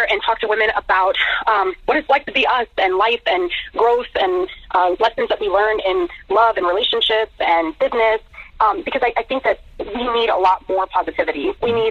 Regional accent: Key West, Florida, United States; now in Tampa, United States; I was born in Key West

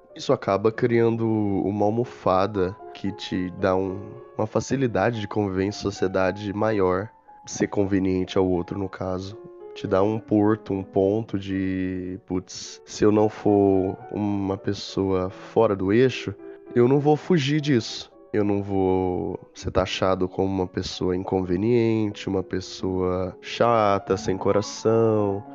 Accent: interior of São Paulo, Brazil; Sou do interior de São Paulo, sou caipirão mesmo

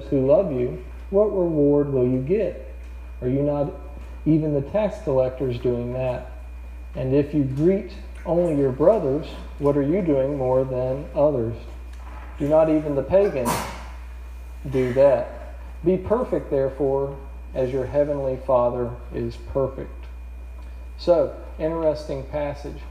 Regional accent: Roanoke, Virginia, United States; moved away as an adult; also born or lived in New Zealand / Korea; That's my home state, and hometown is in Roanoke, about 3 hours from here.

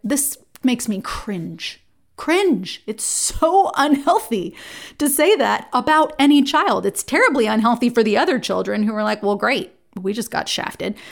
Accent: Jersey Shore, New Jersey, United States; I was raised in New Jersey. I grew up on the Jersey Shore

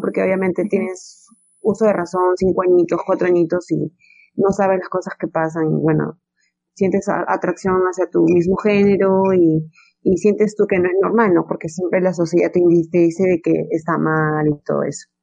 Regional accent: Peru; en mi país, no, Perú es, es un país muy machista

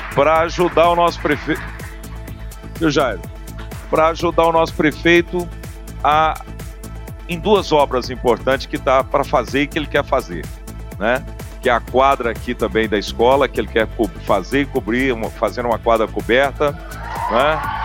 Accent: Araxá, Minas Gerais, Brazil; Eu que sou lá de Araxá, conterrâneo do governador Zema

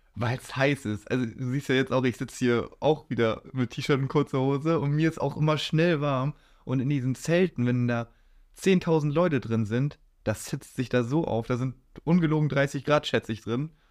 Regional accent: Kuhstedt, Lower Saxony, Germany; ich wohne, seitdem ich gewohnt bin, in Kuhstedt. Und ja, da bleib ich.

